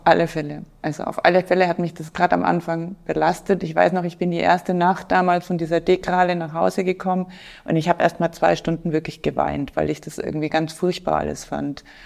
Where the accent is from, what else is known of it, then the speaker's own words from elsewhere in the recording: Franconia, Bavaria, Germany; moved away as an adult; also born or lived in Munich / Indonesia; now in Passau, Germany; komme ich ursprünglich aus Franken, aus einem kleinen Dorf